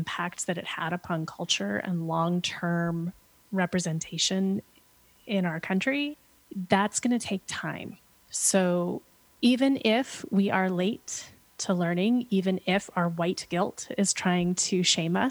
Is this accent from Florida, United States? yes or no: no; Pennsylvania, United States; now in Portland, United States; I grew up in Pennsylvania